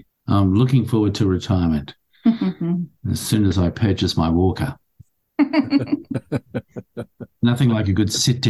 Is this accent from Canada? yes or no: no; Australia; moved away as an adult; now in United States; I'm obviously born and raised in Australia.